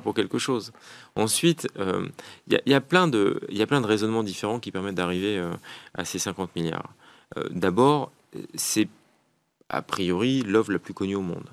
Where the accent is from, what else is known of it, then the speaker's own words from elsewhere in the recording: France; je suis un Français parmi d'autres